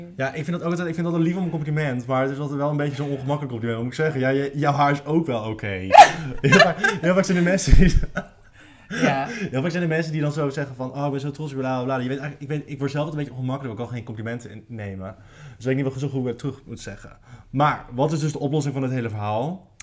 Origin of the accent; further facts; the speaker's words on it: Naaldwijk, South Holland, Netherlands; ik was de homo van Naaldwijk